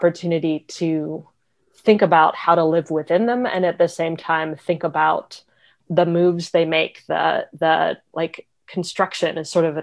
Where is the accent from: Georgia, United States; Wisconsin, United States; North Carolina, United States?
North Carolina, United States; Raleigh; I grew up in Raleigh, North Carolina.